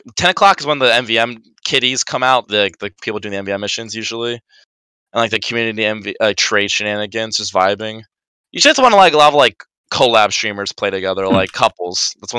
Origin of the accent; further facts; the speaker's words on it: United Kingdom; British, you know, being British people, and it's fun, you know.